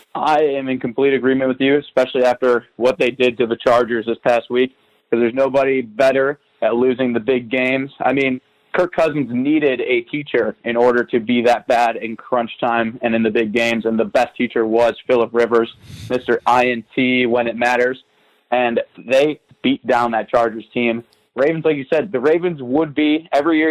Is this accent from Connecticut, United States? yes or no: no; Chicago, Illinois, United States; growing up in Chicago